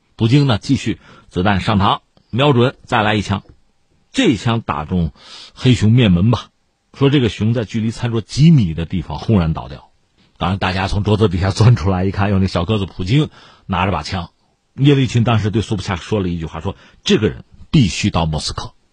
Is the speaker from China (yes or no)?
yes; China; 我们中国人